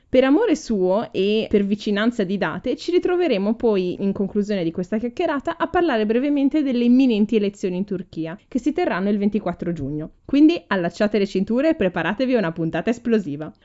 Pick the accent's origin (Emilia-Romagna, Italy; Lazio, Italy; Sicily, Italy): Emilia-Romagna, Italy; Ferrara; moved away as an adult; now in Munich, Germany; che vengo da Ferrara e vivo ormai a Monaco di Baviera da sette anni